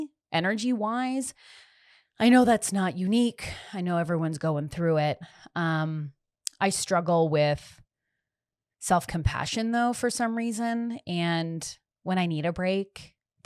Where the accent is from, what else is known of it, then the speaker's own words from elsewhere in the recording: Canada; also born or lived in Los Angeles; I'm Canadian